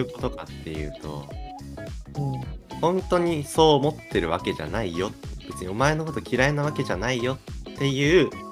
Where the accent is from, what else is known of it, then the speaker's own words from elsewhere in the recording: Kanto, Japan; 実際俺は生まれも育ちも関東だけど関東人として一括りにされて